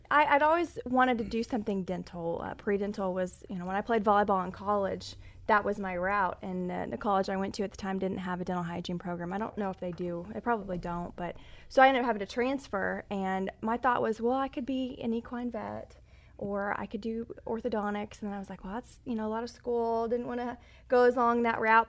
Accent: Texas, United States; I'm from Texas. My grandfather bought a ranch, oh, back after the war, and so I grew up taking my horse out there riding.

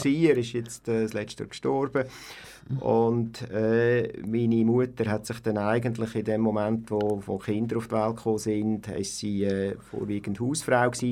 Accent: Aarau, Aargau, Switzerland; also born or lived in Altdorf, Uri; aufgewachsen bin ich in Aarau und geboren bin ich in Altdorf.

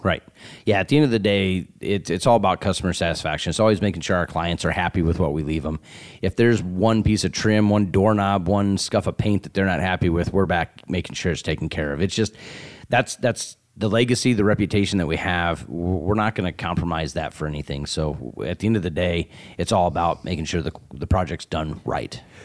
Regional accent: Sioux City, Iowa, United States; growing up in Sioux City

